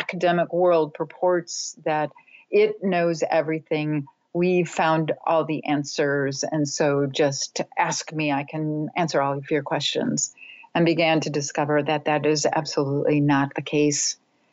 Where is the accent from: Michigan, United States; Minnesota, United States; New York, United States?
Minnesota, United States; I grew up in Minnesota, so the frigid Northlands